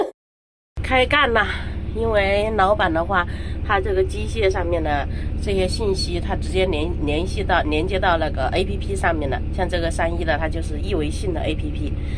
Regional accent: Wuhan area, Hubei, China; 我老家的话，隔那个工地的话有几十公里

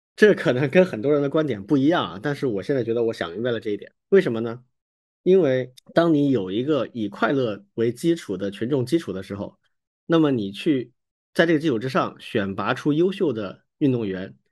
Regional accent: Hong Kong; 我们香港人其实很喜欢踢足球的啊

